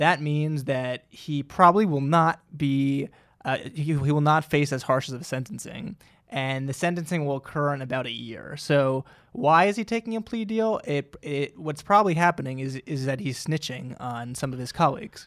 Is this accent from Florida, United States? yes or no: no; New Jersey, United States; my home state